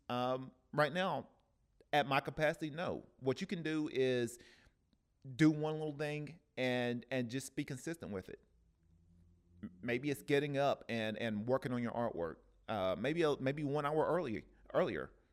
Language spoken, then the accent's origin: English; Cleveland, Tennessee, United States; now in Oceanside, United States; in Cleveland, Tennessee, uh, which is my hometown